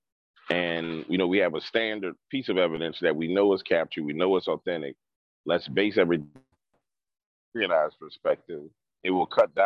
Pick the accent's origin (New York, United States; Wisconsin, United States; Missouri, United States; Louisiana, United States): Louisiana, United States; New Orleans; I grew up in New Orleans